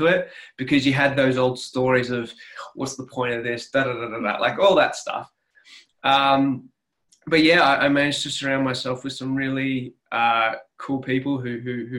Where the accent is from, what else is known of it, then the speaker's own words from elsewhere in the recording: Sydney, New South Wales, Australia; accent: Australian; now in Armidale, Australia; I grew up in Sydney, in New South Wales, but I'm actually now living in a country town, which is about 6.5 hours northwest of Sydney. It's a place called Armidale.